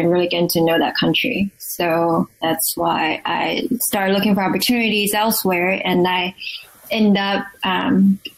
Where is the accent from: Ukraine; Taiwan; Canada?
Taiwan; moved away as an adult; also born or lived in Pittsburgh / Washington, District of Columbia, United States / India / Mexico; now in Arlington, Virginia, United States; I'm originally from Taiwan, I went to school there. I graduated college there, and then I came to the U.S. for master's degree